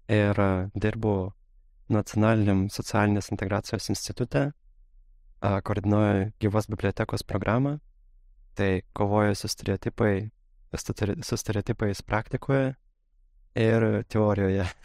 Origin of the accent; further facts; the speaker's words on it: Moscow, Russia; Nes a, gimiau Rusijoje, augau Rusijoje ir mano šeima labai daug kritikavo a, esamą aplinką, labai nepatiko Maskvai gyventi, labai kritikavo ir režimą, ir taip toliau.